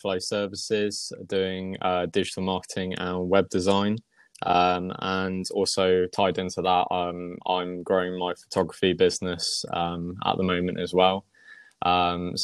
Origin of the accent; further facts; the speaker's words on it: Wiltshire, South West England, United Kingdom; moved away as an adult; now in Wootton Bridge, United Kingdom; I was originally from Wiltshire area. So Salisbury is probably the one that people know most.